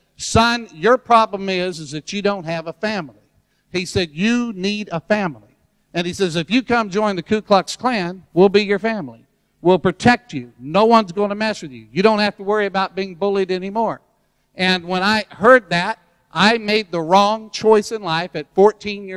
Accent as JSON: {"language": "English", "region": "Deep South", "country": "United States", "tie": "born or raised there", "said": "when I was a little kid, I was growing up in the Deep South"}